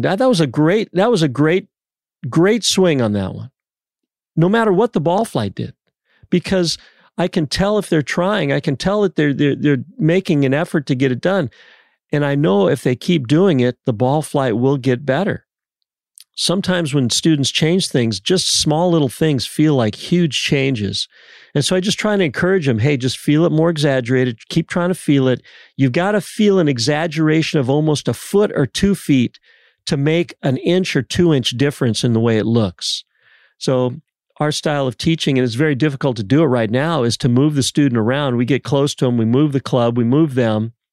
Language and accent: English; San Diego, California, United States; I'm from San Diego